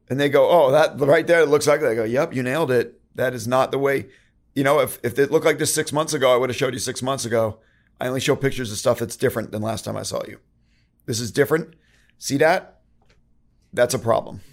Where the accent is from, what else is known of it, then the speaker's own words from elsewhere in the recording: Connecticut, United States; now in San Diego, United States; I'm from Connecticut. I get the snow